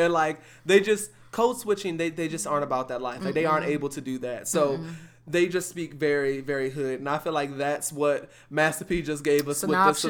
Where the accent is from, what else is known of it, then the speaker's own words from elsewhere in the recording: Houston, Texas, United States; Being that I'm from Houston and current in Houston, nobody down here is challenging one another to donate.